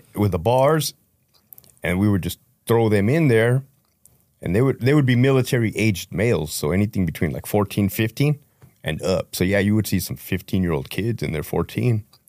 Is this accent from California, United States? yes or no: yes; Brawley, California, United States; moved away as an adult; now in Connecticut, United States; I grew up in Brawley, California